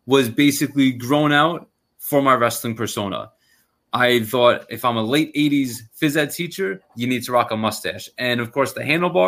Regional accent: Long Island, New York, United States; I'm from Long Island.

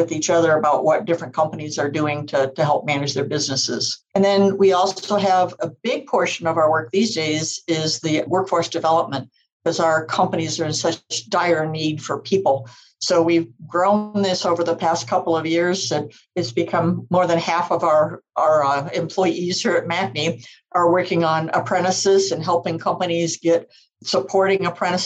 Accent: Iowa, United States; moved away; I'm originally from Iowa.

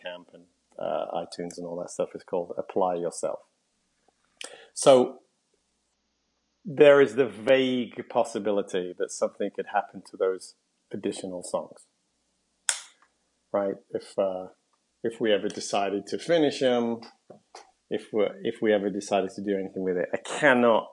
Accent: London, United Kingdom; also born or lived in Nottingham; I was born at home in Highbury.

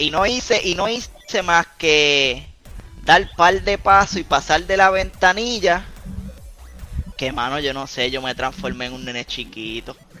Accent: Puerto Rico; nosotros somos de acá de Puerto Rico

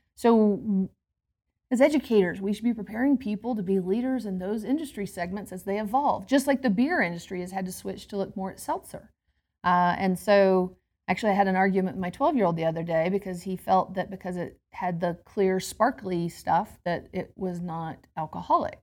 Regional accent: Georgia, United States; moved away as an adult; now in Denver, United States; I'm originally from Georgia. I actually grew up um, in a family where my mother, as a social worker, was the primary breadwinner

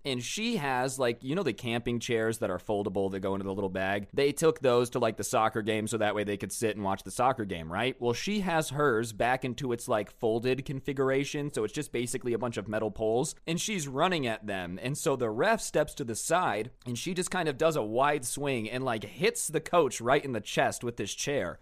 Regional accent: United States; I'm American

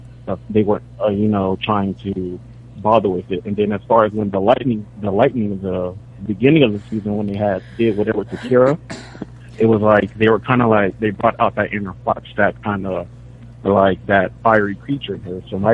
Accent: San Diego, California, United States; from San Diego.

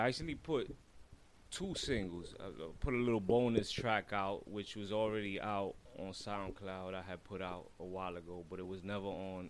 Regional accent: New York City, New York, United States; I'm from Brooklyn, East New York.

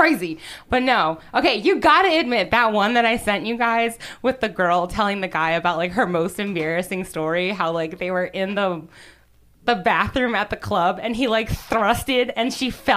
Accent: Baltimore, Maryland, United States

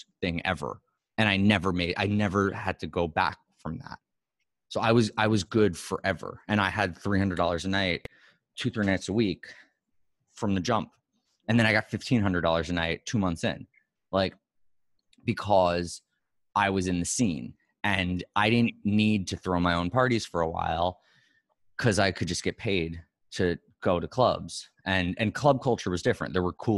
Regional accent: New York City, New York, United States; moved away as an adult; also born or lived in Los Angeles; I was from New York City

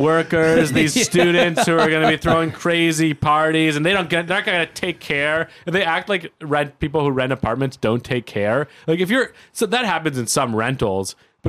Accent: Toronto, Ontario, Canada; growing up in Toronto, like I grew up in a nice neighborhood

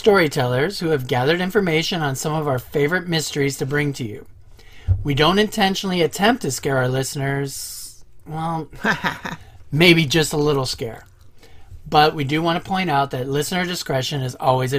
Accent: Ohio, United States; I'm also from Ohio

